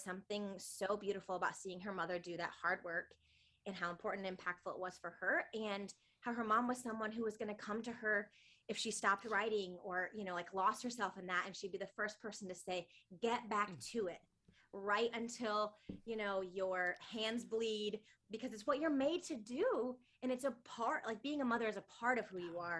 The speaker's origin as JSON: {"language": "English", "region": "Michigan", "country": "United States", "moved": "yes", "lives_now": "Nashville, United States", "said": "I'm originally from Michigan, but I have been in Nashville for about the last decade"}